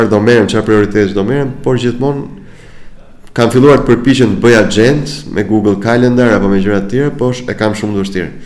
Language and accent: Albanian; Albania; Mbase dhe ne si shqiptar